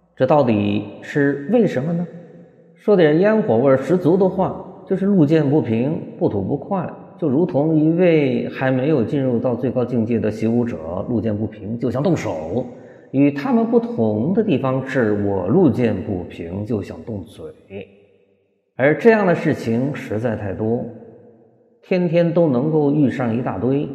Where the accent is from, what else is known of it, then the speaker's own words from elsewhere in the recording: Hunan, China; 咱们湖南人的表达方式